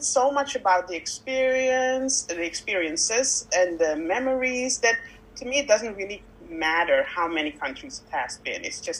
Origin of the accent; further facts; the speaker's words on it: Netherlands; also born or lived in Victoria, Canada; I am from the Netherlands.